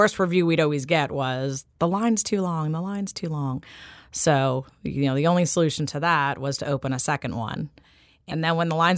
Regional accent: New York, United States; now in New Orleans, United States; I grew up in New York

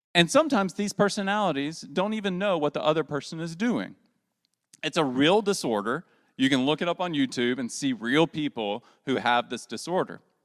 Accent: the South, United States; as a Southerner

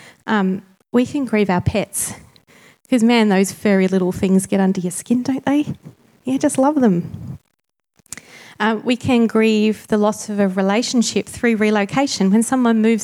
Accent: Tasmania, Australia; moved away; also born or lived in Sydney; I'm Tasmanian born, but I moved back about 4 years ago

